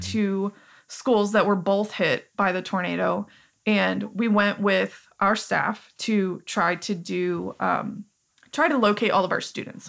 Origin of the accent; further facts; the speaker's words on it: Joplin, Missouri, United States; as our identity as people from Joplin